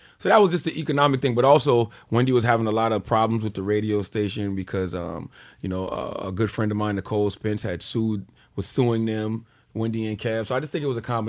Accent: Southern United States, United States; I'm from the South, man.

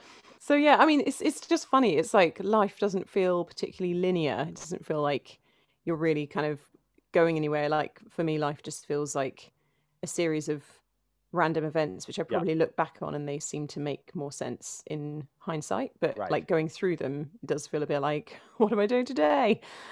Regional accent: Finchley, London, United Kingdom; So I'm a Londoner through and through, born and raised in North London.

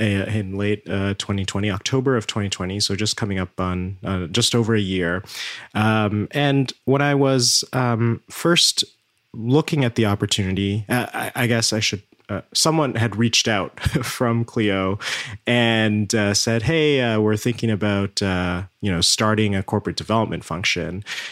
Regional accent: Toronto, Ontario, Canada; also born or lived in India; So I was born in India, and my family had moved to Canada when I was 6 years old. So they moved to Toronto, and Toronto has been home ever since. I've grown up in Toronto

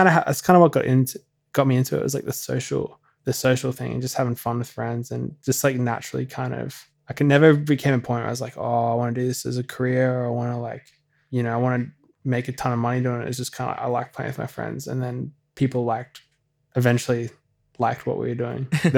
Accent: Brisbane, Queensland, Australia; So I'm from Brisbane.

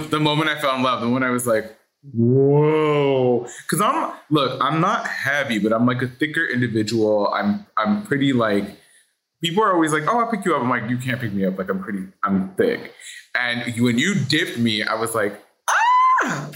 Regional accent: Los Angeles, California, United States; born and raised in Hollywood

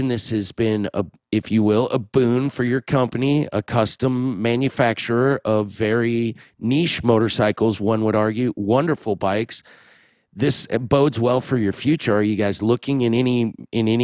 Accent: Des Moines, Iowa, United States; my hometown, Des Moines

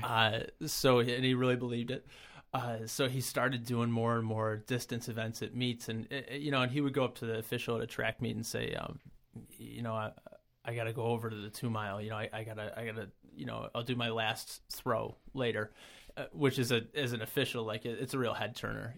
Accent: Brockport, New York, United States; I'm, uh, born and raised in the Rochester area, never really left. Um, I grew up in Brockport

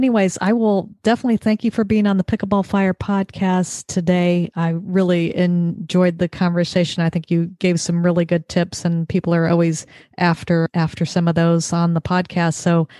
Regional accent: Orange County, California, United States; now in Connecticut, United States; And I grew up in Orange County

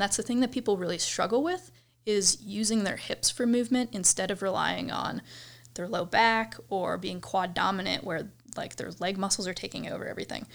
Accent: Cleveland, Ohio, United States; moved away as an adult; now in Colorado, United States; I grew up in Cleveland, well, suburbs of Cleveland, Ohio

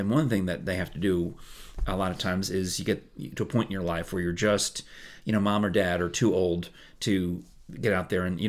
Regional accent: New York, United States; I grew up in New York

